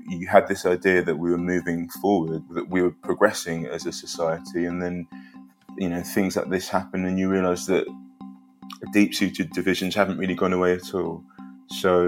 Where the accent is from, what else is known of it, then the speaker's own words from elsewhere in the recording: London, United Kingdom; also born or lived in Liverpool / Edinburgh; we moved to Edinburgh and then we moved from Edinburgh to London